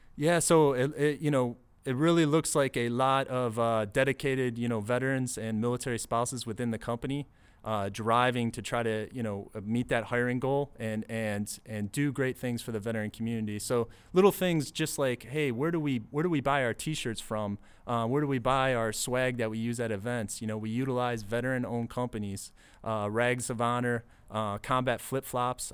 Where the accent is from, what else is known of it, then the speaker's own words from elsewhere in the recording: Detroit, Michigan, United States; grew up in the suburbs of Detroit, Michigan.